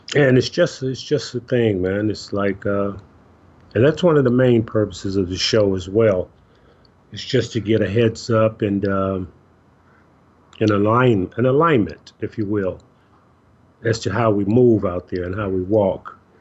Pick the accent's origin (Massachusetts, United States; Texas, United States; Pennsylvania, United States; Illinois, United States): Illinois, United States; Chicago; I grew up in Chicago